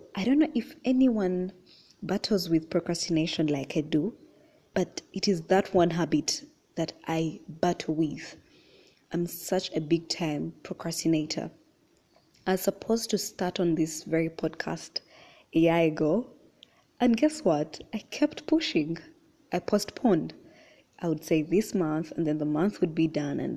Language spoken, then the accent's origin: English; Uganda; I was born and raised in Uganda.